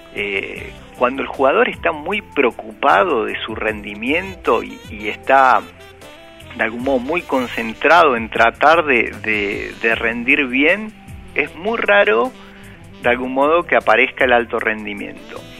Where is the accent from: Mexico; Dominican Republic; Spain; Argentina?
Argentina; nosotros como argentinos